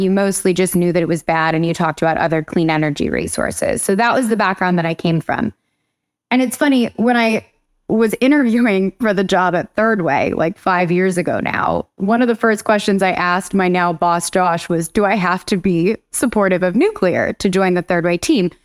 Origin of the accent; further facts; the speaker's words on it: Huntington Beach, California, United States; moved away as an adult; also born or lived in Germany; now in East Coast, United States; I'm from Huntington Beach, California, but I've been on the East Coast for maybe over a decade now